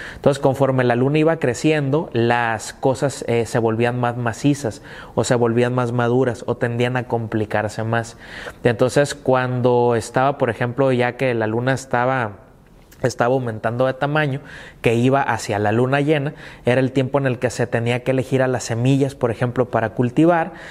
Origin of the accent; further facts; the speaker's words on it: Mexico; nacimos en México, que es un país chingoncísimo